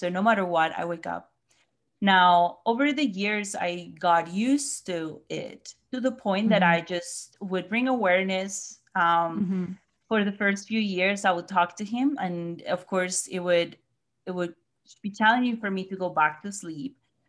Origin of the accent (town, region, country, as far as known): Colombia; now in Missouri, United States